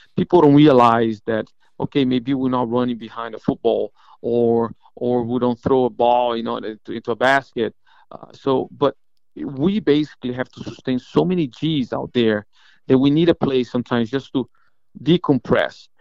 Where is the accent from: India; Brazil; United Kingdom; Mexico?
Brazil; moved away as an adult; also born or lived in Atlanta, Georgia; now in Florida, United States; my Spanish sucks, by the way, because I'm from Brazil